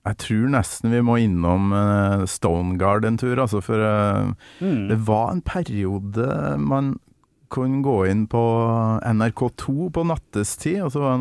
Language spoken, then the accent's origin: Norwegian; Trøndelag, Norway